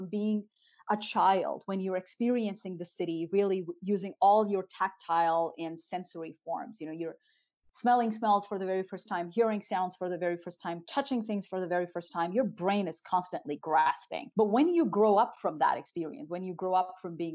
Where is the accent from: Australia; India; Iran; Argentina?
India; northern India; moved away; growing up in Northern India